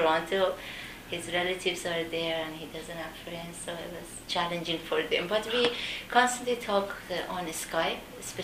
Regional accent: Iran; moved away as an adult; also born or lived in Turkey; now in Canada; I'm from Iran and I'm familiar living in developing countries

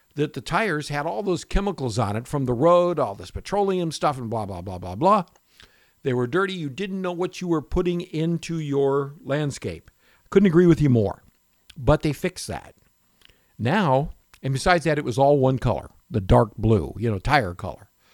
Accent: Florida, United States; also born or lived in Michigan / Tarpon Springs, Florida; growing up in Florida and also in Michigan, where we had apple orchards

